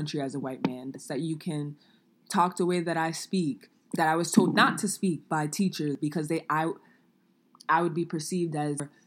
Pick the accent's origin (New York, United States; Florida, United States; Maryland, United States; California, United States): New York, United States; New York City; growing up in New York City